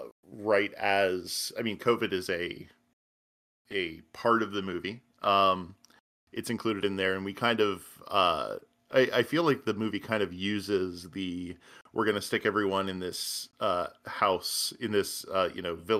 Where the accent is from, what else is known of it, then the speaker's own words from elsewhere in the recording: Pittsburgh, Pennsylvania, United States; I know I'm originally from Pittsburgh, Pennsylvania